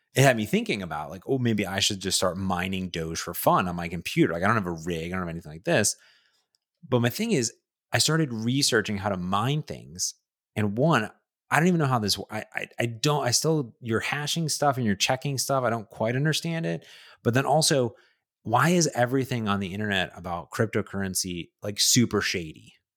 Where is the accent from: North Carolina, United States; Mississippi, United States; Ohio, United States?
Ohio, United States; Cleveland; now in Seattle, United States; my hometown of Cleveland